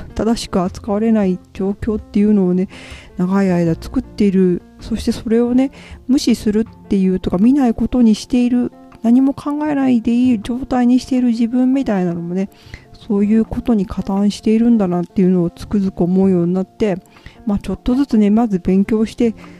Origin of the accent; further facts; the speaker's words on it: Hiroshima, Japan; 広島の出身で、まあ、祖父母が被爆していたり